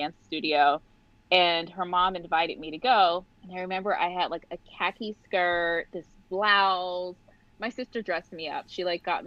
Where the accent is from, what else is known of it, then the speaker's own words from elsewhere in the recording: Pittsburgh, Pennsylvania, United States; I grew up in Pittsburgh, Pennsylvania, and I started dancing when I was 6 years old